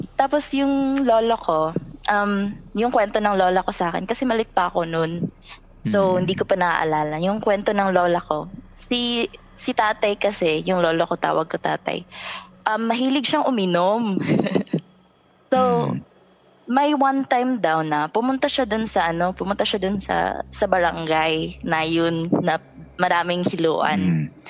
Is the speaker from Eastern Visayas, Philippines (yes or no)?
yes; Northern Samar, Eastern Visayas, Philippines; moved away as an adult; now in Cebu City, Philippines; I grew up in summer which is full of supernatural things